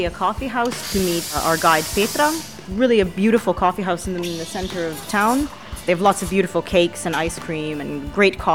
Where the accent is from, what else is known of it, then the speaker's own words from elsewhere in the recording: Canada; now in Idrija, Slovenia; we're both from Canada. I was born there, but my mom actually moved from Slovenia to Canada when she was three years old, lived there for most of her life, and then we ended up coming back